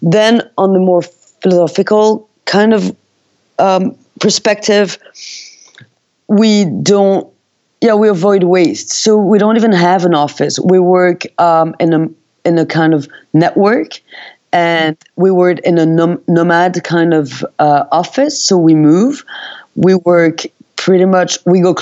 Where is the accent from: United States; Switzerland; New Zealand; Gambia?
Switzerland; Valais; I was born in Valais, which is Valais, in Switzerland